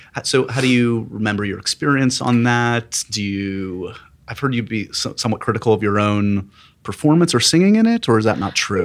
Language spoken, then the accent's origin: English; New York City, New York, United States; I grew up here in New York City